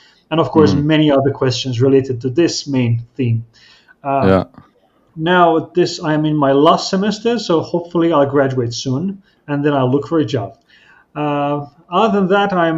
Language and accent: English; Azerbaijan; I'm from Azerbaijan, which is a small country in between Turkey, Iran, and Russia.